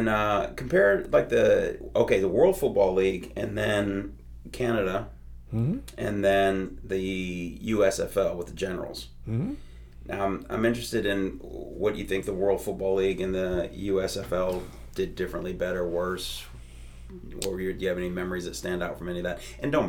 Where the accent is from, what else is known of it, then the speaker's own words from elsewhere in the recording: Chicago, Illinois, United States; I love Chicago. I grew up in Chicago.